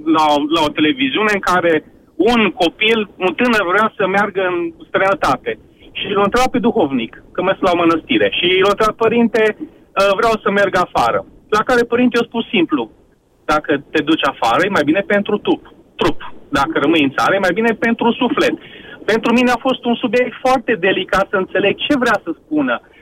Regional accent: Oradea, Bihor County, Romania; eu sunt din Oradea

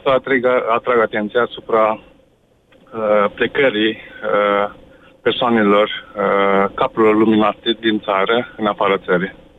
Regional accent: Romania; moved away as an adult; now in Norway; una dintre persoanele care a emigrat din țară, șap- acum șapte ani

